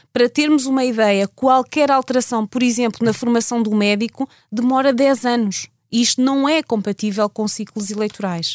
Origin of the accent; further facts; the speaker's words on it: Portugal; somos portugueses